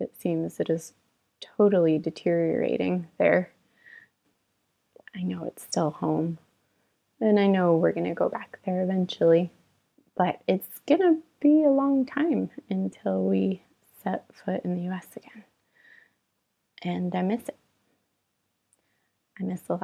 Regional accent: United States; moved away as an adult; now in Singapore; I'm an American living in Singapore, and I have been here for 6 years

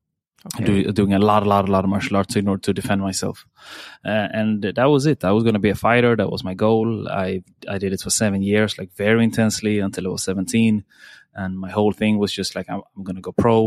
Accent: Sweden; I'm born and raised in Sweden

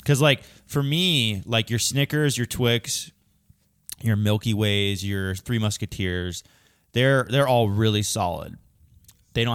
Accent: York, Pennsylvania, United States; Mint chocolate is my go-to. And it's from my hometown.

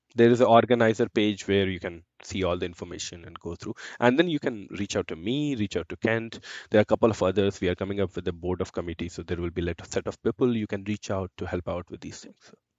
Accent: Giridih, Jharkhand, India; moved away as an adult; now in Calgary, Canada; I come from India. So I am born and brought up in east of India, which is a small city called Giriti in Jharkhand

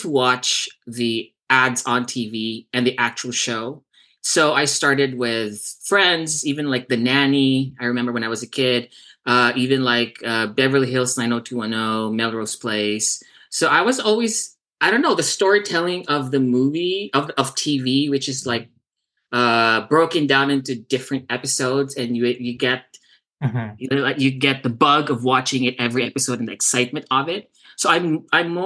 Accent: Davao City, Davao Region, Philippines; moved away as an adult; now in Southern California, United States; born and raised in Davao, Philippines. And I moved here in 2004.

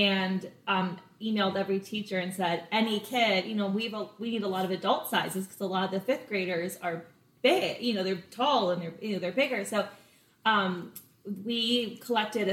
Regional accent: Los Angeles, California, United States; moved away as an adult; also born or lived in Boulder, Colorado; now in Charleston, United States; I'm from LA, California. I always like to say I'm a real live Valley girl. You don't ever meet a native California LA person, let alone from the actual Valley.

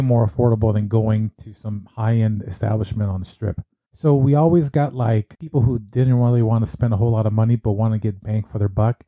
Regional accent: California, United States; moved away as an adult; also born or lived in Las Vegas; I was born and raised in California

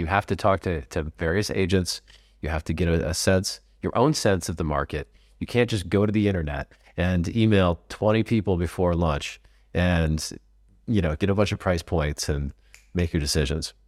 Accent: California, United States; moved away as an adult; now in Portugal; I'm Californian

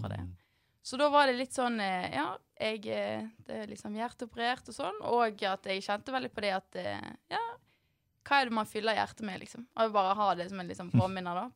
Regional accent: Bergen, Vestland, Norway; i Arna, der jeg kommer fra.

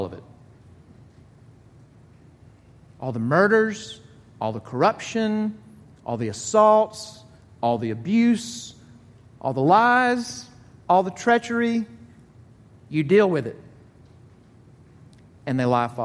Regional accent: Jackson, Mississippi, United States; moved away; I'm from Jackson, Mississippi. Not a lot of snows. There's not a ton of them here, but there's less in Jackson, Mississippi

